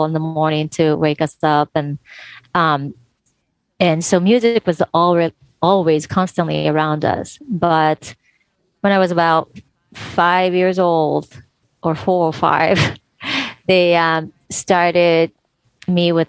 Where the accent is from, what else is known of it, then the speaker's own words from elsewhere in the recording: Tokyo, Japan; I was born and raised in Tokyo, Japan